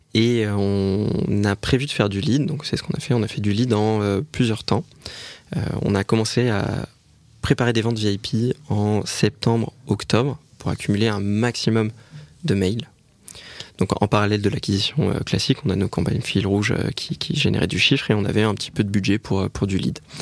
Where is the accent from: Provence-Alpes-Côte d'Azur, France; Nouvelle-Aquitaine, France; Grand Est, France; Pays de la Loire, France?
Nouvelle-Aquitaine, France; Bordeaux; on est bordelais